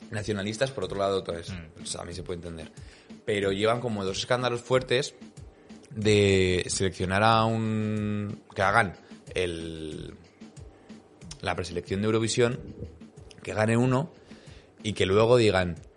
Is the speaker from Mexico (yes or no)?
no; Alicante, Valencian Community, Spain; No, no, si soy de Alicante, jaja.